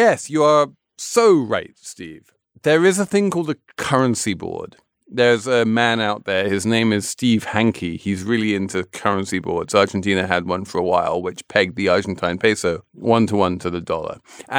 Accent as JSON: {"language": "English", "region": "England", "country": "United Kingdom", "said": "So I am an Englishman of a certain age."}